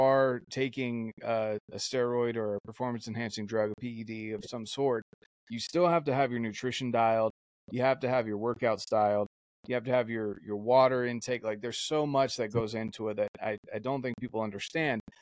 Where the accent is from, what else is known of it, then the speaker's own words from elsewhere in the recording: North Carolina, United States; moved away; growing up in North Carolina myself